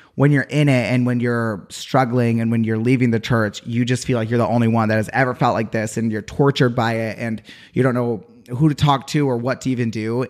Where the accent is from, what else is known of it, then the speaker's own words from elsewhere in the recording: Utah, United States; moved away; I'm from Utah.